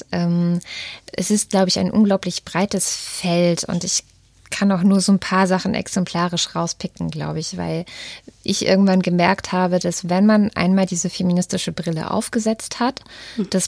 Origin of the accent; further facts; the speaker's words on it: East Germany, Germany; born there; Also ich bin selber in der DDR geboren.